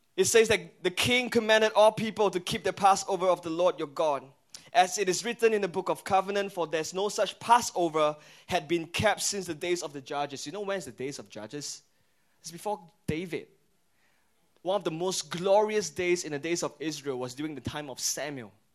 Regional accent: Singapore

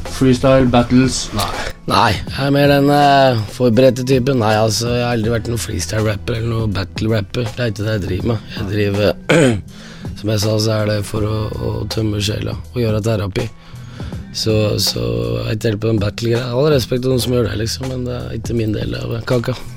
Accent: Toten, Innlandet, Norway; er fra Toten. Starta der og blir der og er

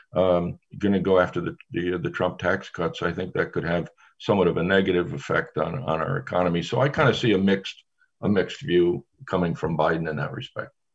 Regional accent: Connecticut, United States; I grew up in Connecticut. I, am from Connecticut

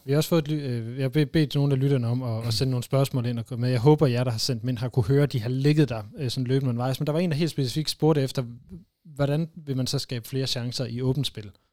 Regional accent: North Jutland, North Denmark Region, Denmark; og så er jeg jo så heroppe fra

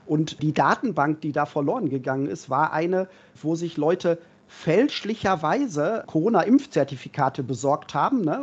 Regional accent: Berlin, Germany; Jetzt als Berliner

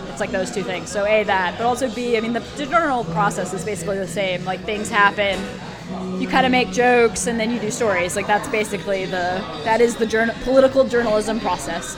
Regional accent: D.C. area, Northern Virginia, United States; the D.C. area.

